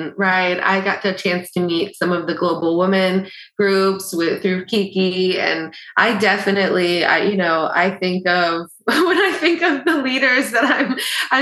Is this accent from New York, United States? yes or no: yes; along the Hudson River, New York, United States; I was born up in New York along the Hudson River, close to New York City, and spent a lot of time down in New York City